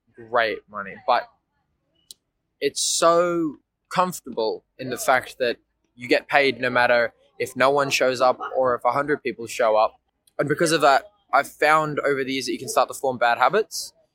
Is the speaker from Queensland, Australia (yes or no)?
no; Port Macquarie, New South Wales, Australia; moved away as an adult; now in Melbourne, Australia; I'm from a small regional town in New South Wales, uh, Port Macquarie